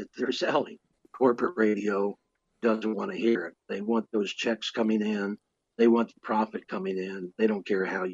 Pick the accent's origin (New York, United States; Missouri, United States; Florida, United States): Missouri, United States; Bellflower; I'm a kid from Bellflower, Missouri